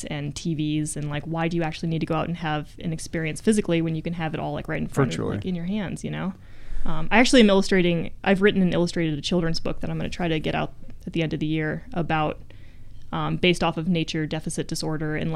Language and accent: English; Jackson, Wyoming, United States; also born or lived in Virginia; I grew up in Jackson.